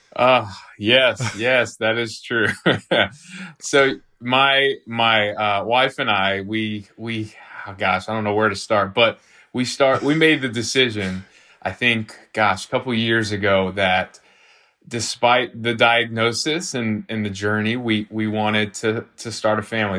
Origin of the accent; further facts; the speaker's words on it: Nashville, Tennessee, United States; also born or lived in Franklin, Tennessee; I'm, I'm from South Nashville originally